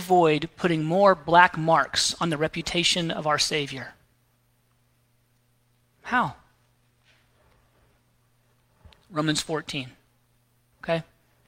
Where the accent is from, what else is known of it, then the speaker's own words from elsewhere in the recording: the South, United States; I grew up here in the South